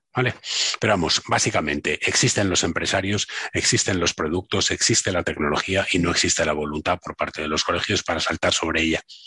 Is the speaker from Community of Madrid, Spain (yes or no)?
yes; Madrid, Community of Madrid, Spain; also born or lived in Barcelona; yo soy de Madrid, me fui tres, cuatro años a vivir a Barcelona